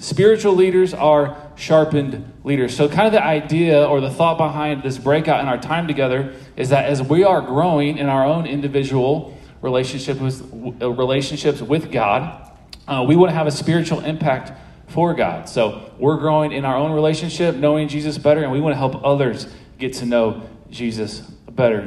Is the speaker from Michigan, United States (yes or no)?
no; St. Louis, Missouri, United States; moved away as an adult; also born or lived in Manhattan, Kansas; now in Maryville, United States; I'm from St. Louis.